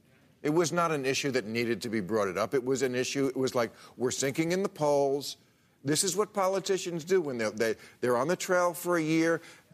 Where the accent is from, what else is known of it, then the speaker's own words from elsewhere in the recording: New Jersey, United States; My home state, Belmar Rock, New Jersey